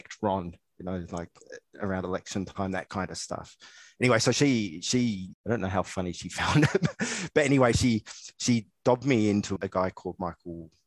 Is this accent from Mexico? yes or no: no; Australia; moved away as an adult; also born or lived in Southampton, United Kingdom / Hong Kong / New Zealand; now in Singapore; I'm an Australian living in Singapore for the last 13 years.